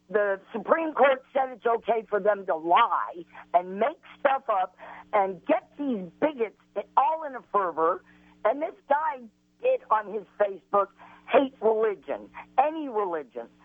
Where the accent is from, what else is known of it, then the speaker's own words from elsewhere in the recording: Illinois, United States; also born or lived in North Carolina / Arizona / California / Colorado; I'm, I was raised in Illinois, but I've lived in North Carolina, in Raleigh. I've lived in Tucson. I've lived in uh, Victorville, California.